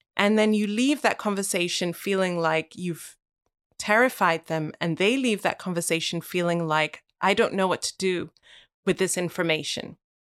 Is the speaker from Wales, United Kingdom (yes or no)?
yes; Wales, United Kingdom; moved away; I never knew I was gonna live here when I was born and grew, grew, growing up in Wales.